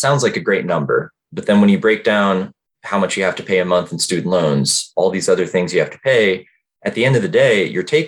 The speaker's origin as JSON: {"language": "English", "region": "Georgia", "country": "United States", "also_born_or_lived": "Richmond, Virginia", "moved": "yes", "said": "I'm from Georgia originally, went to University of Georgia"}